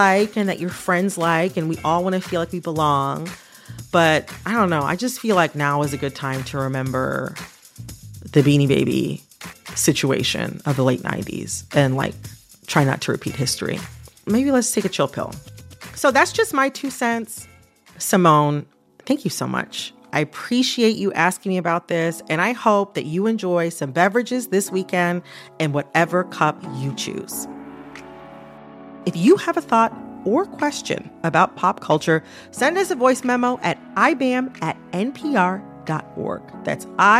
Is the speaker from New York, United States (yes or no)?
no; Detroit, Michigan, United States; I am from the Detroit area, which is also known as Hockey Town